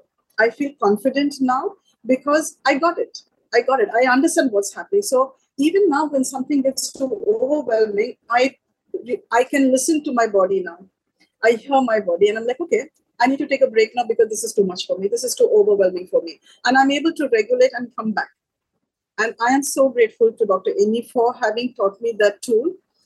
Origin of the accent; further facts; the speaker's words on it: Sri Lanka; I'm from Sri Lanka, and last year we're still in it.